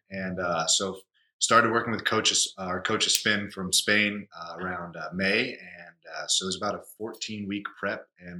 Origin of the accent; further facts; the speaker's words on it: Los Angeles, California, United States; born and raised here